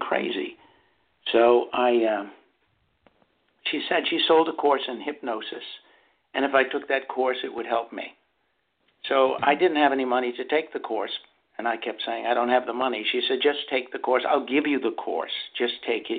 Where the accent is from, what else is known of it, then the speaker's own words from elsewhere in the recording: Massachusetts, United States; moved away as an adult; also born or lived in New York; I was from Massachusetts